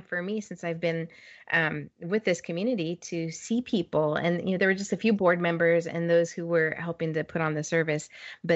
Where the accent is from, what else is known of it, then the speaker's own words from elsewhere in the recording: California, United States; now in Overland Park, United States; I was born in California, much family in California